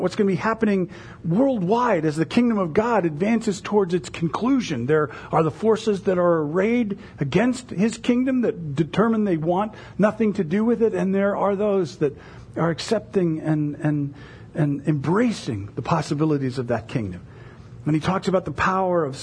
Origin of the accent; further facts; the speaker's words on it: United States; as American evangelical Christians